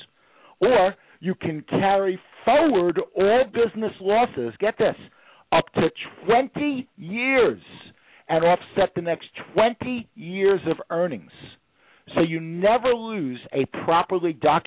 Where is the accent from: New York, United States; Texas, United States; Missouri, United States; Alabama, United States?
New York, United States; I'm from New York, so I can talk at 60 miles an hour